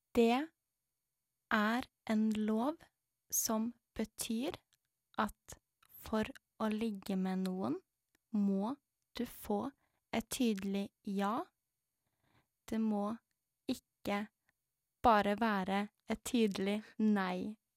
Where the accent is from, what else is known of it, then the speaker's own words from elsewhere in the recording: Norway; jeg er født i Norge